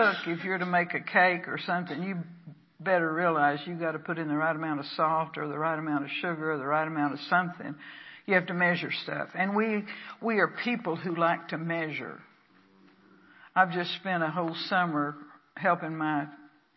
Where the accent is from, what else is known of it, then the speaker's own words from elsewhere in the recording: Texas, United States; now in Pacific Northwest, United States; I'm from the South. I'm from Texas.